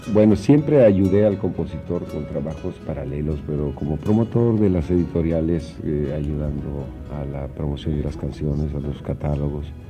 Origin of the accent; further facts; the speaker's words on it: Yucatán, Mexico; moved away; also born or lived in Mexico City; Trece años viviendo aquí